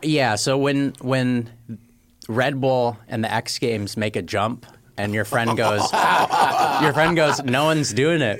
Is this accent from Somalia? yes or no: no; Palo Alto, California, United States; also born or lived in Michigan; I'm from Northern California, born in Palo Alto